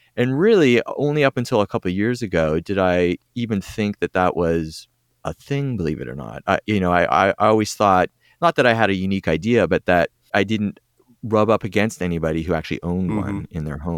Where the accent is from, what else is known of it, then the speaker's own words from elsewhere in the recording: Toronto, Ontario, Canada; From Toronto, yep.